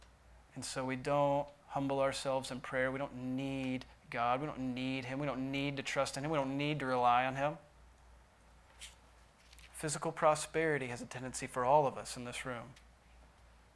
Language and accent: English; United States; as American Christians